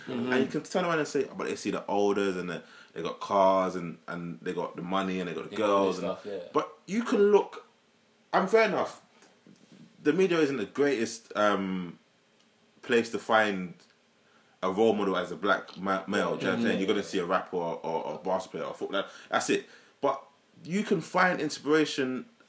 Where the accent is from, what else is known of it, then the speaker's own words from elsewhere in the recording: London, United Kingdom; I'm from Leytonstone, E11.